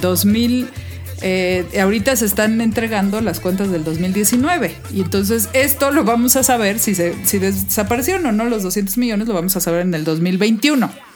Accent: Mexico; a mí me gusta ser mexicana, me gusta mi país

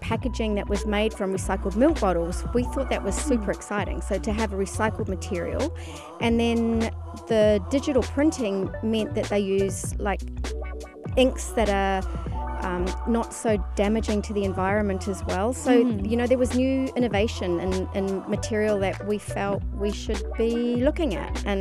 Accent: New Zealand; now in Dubai, United Arab Emirates; I'm originally a New Zealander

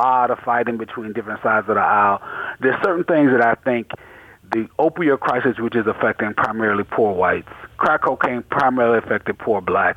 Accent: the South, United States; I grew up in the South. I grew up in a pretty much poor black town, or middle working class black town in the South.

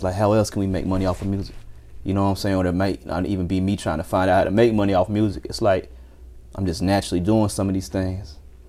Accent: High Point, North Carolina, United States; moved away as an adult; also born or lived in Atlanta; High Point, North Carolina, 336.

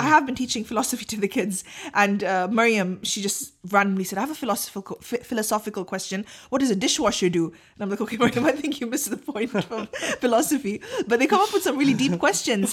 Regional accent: Pakistan; I'm too Pakistani

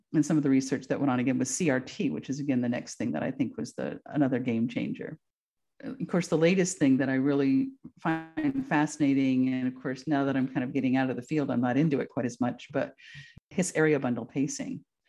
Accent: Vermont, United States; moved away as an adult; also born or lived in Texas; now in Alaska, United States; I am from Vermont originally

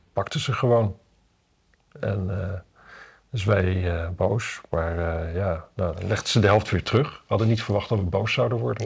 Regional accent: Wapserveen, Drenthe, Netherlands; ik kom uit Wapse Veen natuurlijk in Drenthe

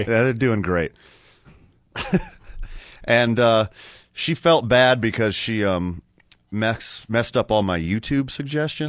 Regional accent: Carlsbad, New Mexico, United States; I'm from Carlsbad, and basically everyone in town's my cousin.

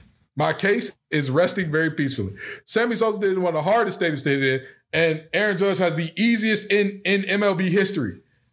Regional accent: Detroit, Michigan, United States; We're all from Detroit.

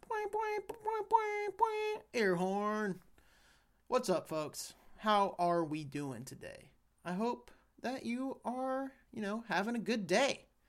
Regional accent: Kansas, United States; talking about my life, my experiences growing up in Kansas, all that fun jazz.

